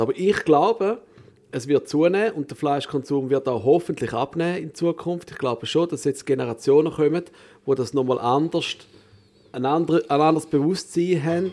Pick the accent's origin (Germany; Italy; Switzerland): Switzerland